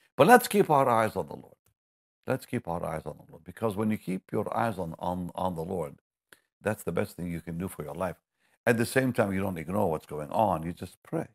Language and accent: English; Jaffa, Tel Aviv District, Israel; I come from Jaffa